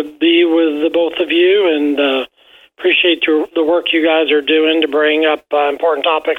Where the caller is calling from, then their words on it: Kentucky, United States; I'm calling you from the Commonwealth of Kentucky, where we're a beautiful state.